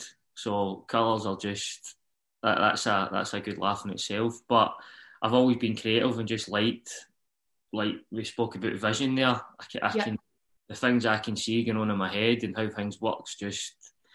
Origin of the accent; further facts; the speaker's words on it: Uddingston, Scotland, United Kingdom; I am from Uddingston, Nowview Park, which is just next to each other